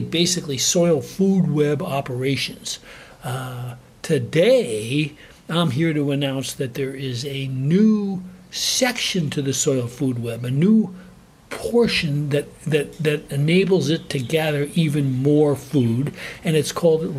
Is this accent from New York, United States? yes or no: yes; New York, United States; moved away; also born or lived in Alaska; I grew up in New York on a little gentleman's farm in a suburban community